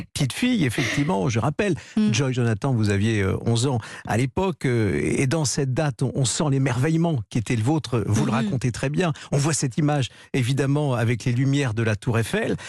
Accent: Paris, Île-de-France, France; je suis né à Paris et que j'ai toujours vécu à Paris

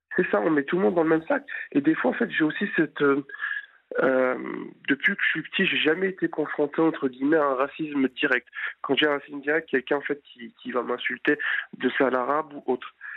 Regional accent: France; Je suis français mais d'origine étrangère, donc ici du Maghreb

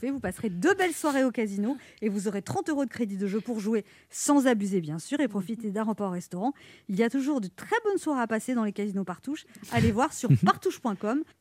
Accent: Rabat, Rabat-Salé-Kénitra, Morocco; moved away; à Rabat, c'est ma ville natale.

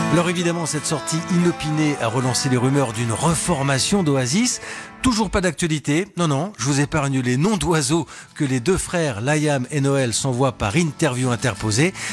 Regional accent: France; C'était chez nous, en France

